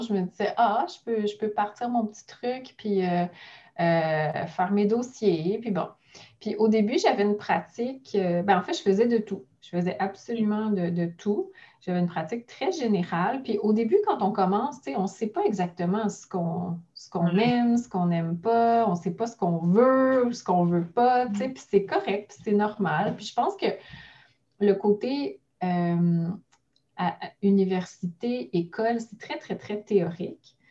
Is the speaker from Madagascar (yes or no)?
no; Mont-Saint-Hilaire, Quebec, Canada; j'ai parti mon bureau dans la ville où je suis née, où j'ai grandi, à Mont-Saint-Hilaire, euh, sur la rive sud de Montréal